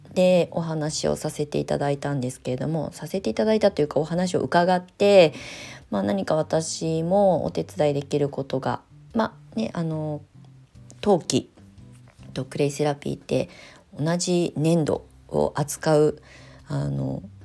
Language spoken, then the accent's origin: Japanese; Kasama, Ibaraki, Japan; 私もね茨城県笠間市で育ってきたのに